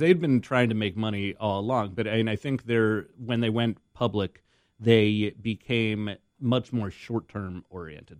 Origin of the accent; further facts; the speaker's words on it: Boston, Massachusetts, United States; I'm from Boston